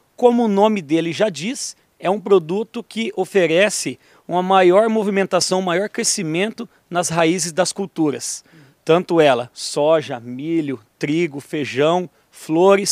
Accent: Brazil; also born or lived in Toledo; Eu nasci em Tupanci

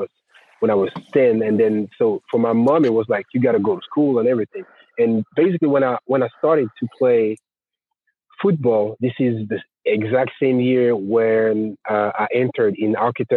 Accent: Grenoble, Auvergne-Rhône-Alpes, France; English is a second language; moved away as an adult; I started to play in Grenoble, my hometown.

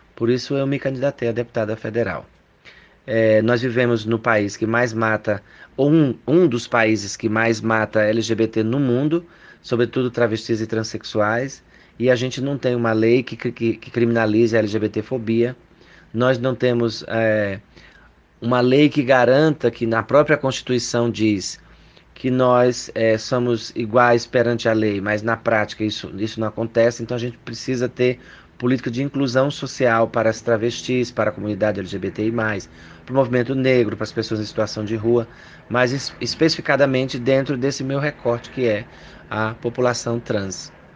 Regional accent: Paraíba, Brazil; now in São Paulo, Brazil; eu sou paraibana, mas moro aqui em São Paulo há 14 anos

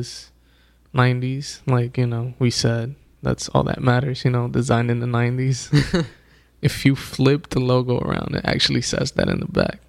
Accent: Dominican Republic; moved away; I was born in the Dominican Republic, and somehow, some way, we used to get Nickelodeon

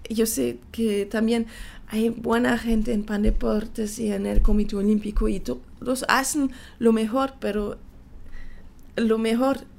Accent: Panama; quería mostrar, bueno, que soy panameña también, porque tengo familia aquí, es también mi país, es mi nacionalidad.

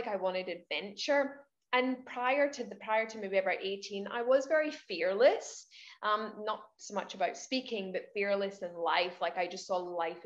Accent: Scotland, United Kingdom; moved away as an adult; now in Queensland, Australia; I'm Scottish, but I live in Queensland, Australia. I've been here for 8 years, originally from Scotland.

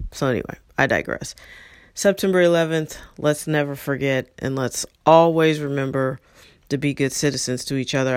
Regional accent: St. Louis, Missouri, United States; moved away; also born or lived in Los Angeles; I grew up in in St. Louis

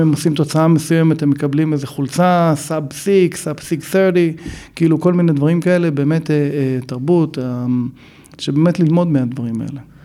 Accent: Neve Monosson, Central District, Israel; moved away as an adult; also born or lived in Chicago, United States / California, United States; now in Los Angeles, United States; גדלתי בנווה מונוסון

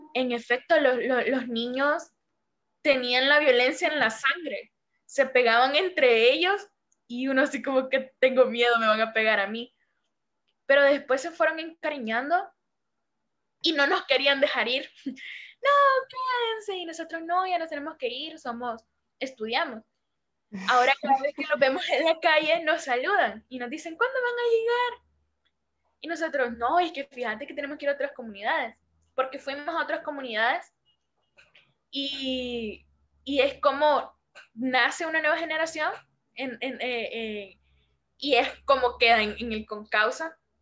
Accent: El Salvador; soy la primera salvadoreña en estar en tu canal

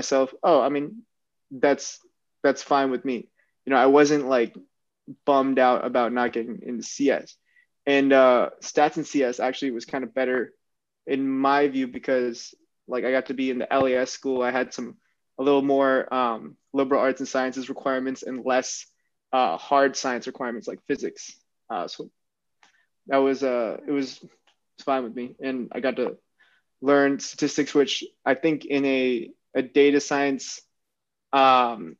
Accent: Cupertino, California, United States; growing up in Cupertino

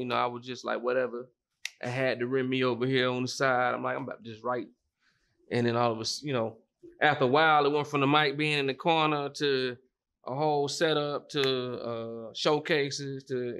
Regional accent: Orlando, Florida, United States; I'm originally from Orlando, Florida.

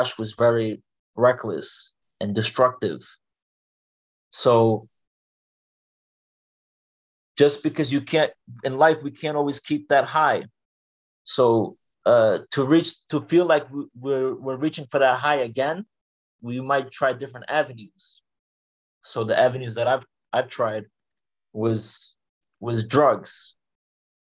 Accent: New York City, New York, United States; also born or lived in Turkey; I'm from Brooklyn, New York. I came here when I was 3 years old from Turkey, and I pretty much got raised here

